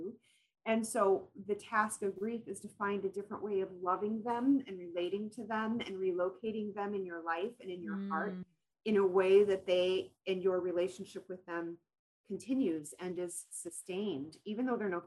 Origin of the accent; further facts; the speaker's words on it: Minnesota, United States; accent: Minnesotan; I'm clear Minnesotan. I am so Minnesotan